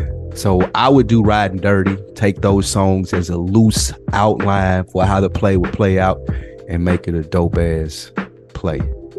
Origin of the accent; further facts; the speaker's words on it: the South, United States; I'm from the South